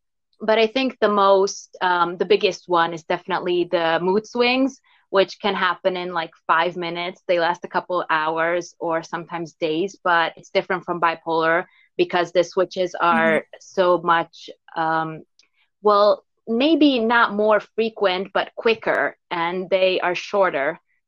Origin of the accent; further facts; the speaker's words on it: Hungary; first language Hungarian; English is a second language; There is like no literal translation for it in Hungarian, which is my native language.